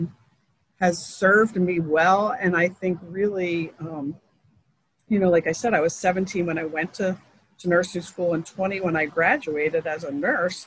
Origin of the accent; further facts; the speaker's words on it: Philadelphia, Pennsylvania, United States; born and raised in Philadelphia, grew up at a neighborhood called Harrogate